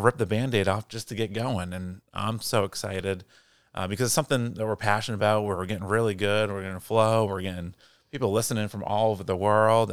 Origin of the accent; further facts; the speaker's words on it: Portland, Maine, United States; moved away; I grew up in Portland, Maine